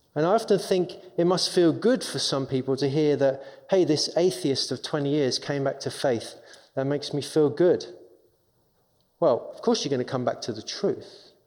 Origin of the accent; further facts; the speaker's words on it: London, United Kingdom; accent: English; moved away as an adult; now in Minnesota, United States; I'm from England. I'm born and raised in London